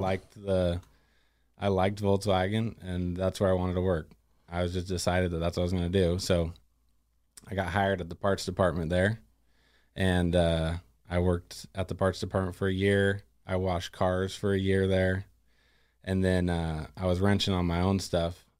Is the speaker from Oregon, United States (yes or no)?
yes; Gladstone, Oregon, United States; now in Molalla, United States; I'm originally, uh, from and grew up in Gladstone.